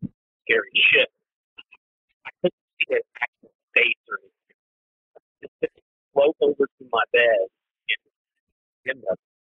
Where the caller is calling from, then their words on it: Macomb, Illinois, United States; I'm calling from Macomb, Illinois. So I'm not terribly far from you guys. I live, you know, where Western Illinois University is at.